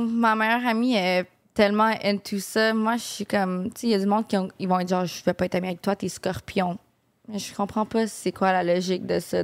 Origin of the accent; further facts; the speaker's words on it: Montreal, Quebec, Canada; j'ai grandi à Verdun. Donc, vraiment dans le ghetto